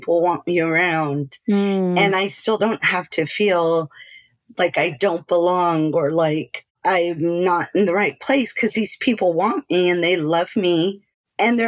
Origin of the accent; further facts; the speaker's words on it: South Texas, United States; moved away as an adult; also born or lived in Austin / Salt Lake City, Utah / Lubbock / Arizona; So I grew up in Texas